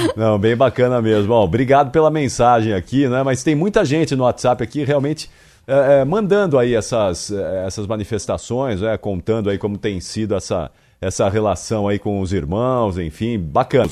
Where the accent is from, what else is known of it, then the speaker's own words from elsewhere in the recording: Pernambuco, Brazil; now in Itanhaém, Brazil; sou da Baixada Santista Itanhaém, moro aqui há 15 anos, sou de Pernambuco.